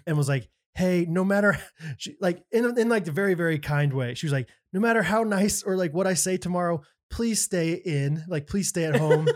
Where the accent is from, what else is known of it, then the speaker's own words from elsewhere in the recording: Kansas City, United States; We're from Kansas City